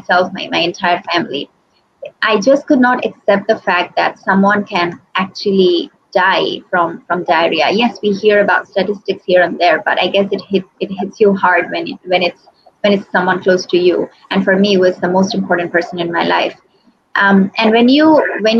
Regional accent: Bangladesh; I was born and brought up in Bangladesh.

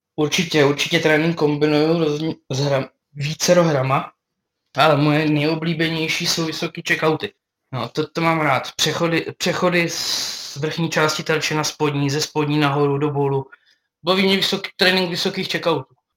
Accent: Brno, South Moravian Region, Czechia; jsem Brňák

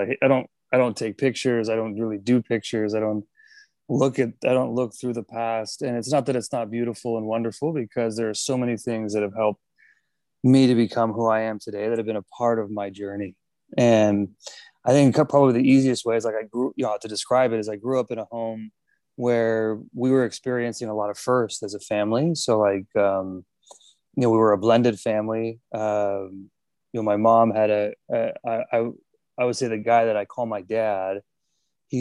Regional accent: Miami, Florida, United States; I grew up in Miami

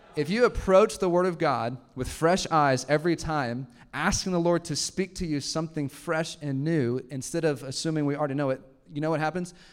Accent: Houston, Texas, United States; moved away as an adult; now in Arkansas, United States; I grew up in Texas, like a suburb, I just didn't expect to live in Arkansas

